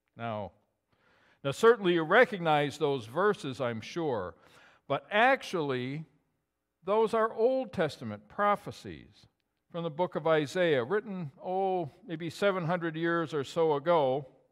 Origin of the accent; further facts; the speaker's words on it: Dexter, New York, United States; also born or lived in Gouverneur, New York / Sackets Harbor, New York; I was born and I was raised in Dexter, New York, about, oh, ninety miles from here